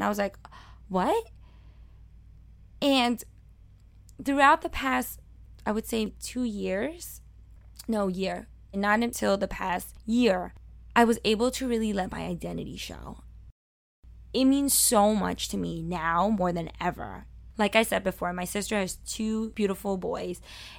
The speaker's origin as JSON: {"language": "English", "town": "Brooklyn", "region": "New York", "country": "United States", "accent": "Brooklyn", "said": "But one thing they didn't want me to have was my Brooklyn accent."}